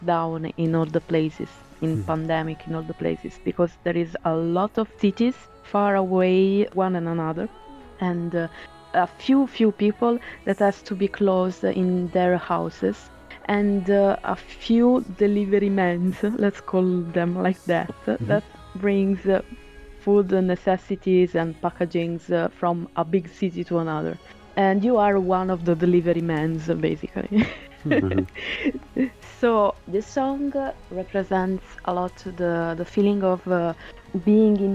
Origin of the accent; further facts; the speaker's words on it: Italy; accent: Italian; English is a second language; now in United Kingdom; I have an Italian accent